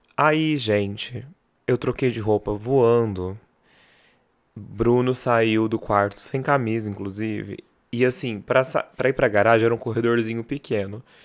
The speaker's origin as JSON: {"language": "Portuguese", "town": "Barretos", "region": "São Paulo", "country": "Brazil", "said": "Sou de Barreto, já cansei de falar mil vezes que Barreto não tinha o que fazer"}